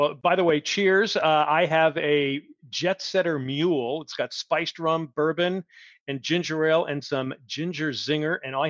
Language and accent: English; New England, United States; I'm from New England and I've been to Fenway so many times